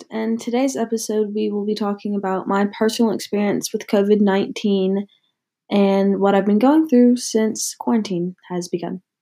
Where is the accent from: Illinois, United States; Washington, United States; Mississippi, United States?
Mississippi, United States; moved away as an adult; now in North Carolina, United States; I personally chose to stay in North Carolina where I attend college, opposed to going back to my hometown of Mississippi for mostly personal reasons.